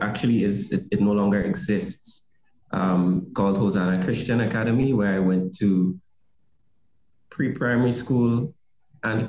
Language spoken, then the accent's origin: English; Saint David, Grenada; I grew up in St. David's